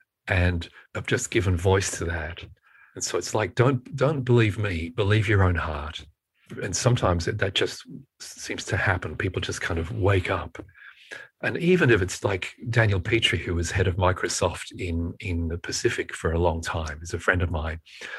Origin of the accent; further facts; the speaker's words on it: United Kingdom; born there; And I was born in Britain, in the UK